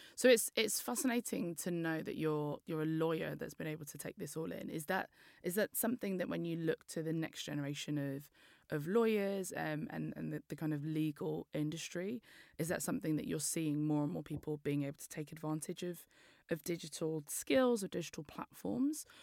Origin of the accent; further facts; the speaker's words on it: London, United Kingdom; I'm from East London